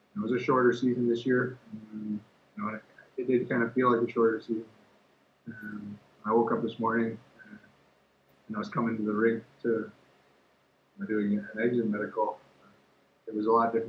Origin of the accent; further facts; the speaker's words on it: Winnipeg, Manitoba, Canada; moved away; my hometown in Winnipeg